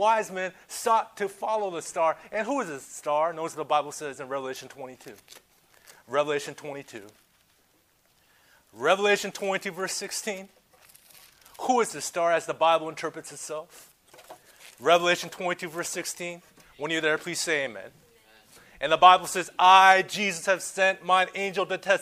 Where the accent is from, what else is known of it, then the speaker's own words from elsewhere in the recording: Southern California, United States; I come from Southern California